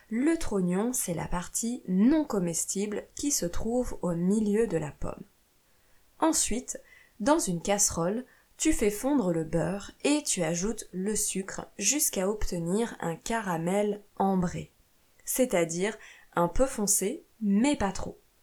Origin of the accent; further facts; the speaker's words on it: France; also born or lived in Italy / Portugal / Brazil; je suis professeure de français chez moi en France, mais j'ai aussi vécu en Italie, au Portugal et au Brésil